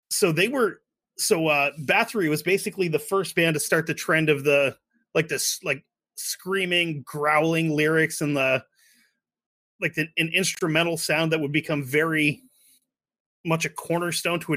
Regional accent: Sweden; English is a second language; being a Swede, I think being Swedish and being Canadian is kind of the same thing

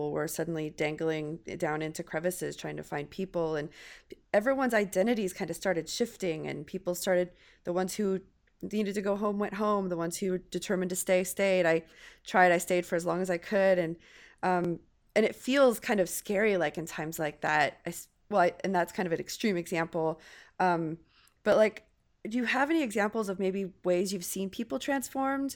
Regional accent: California, United States; California girl.

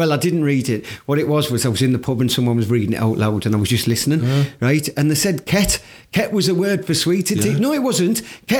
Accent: Teesside, North East England, United Kingdom; I am from Teesside

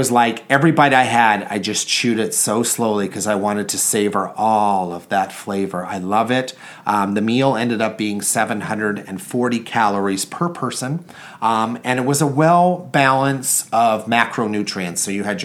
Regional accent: Canada; I'm Canadian.

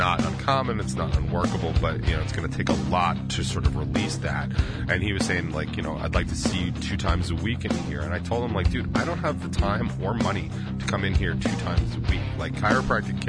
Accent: United States; I'm in America. I'm American as fuck

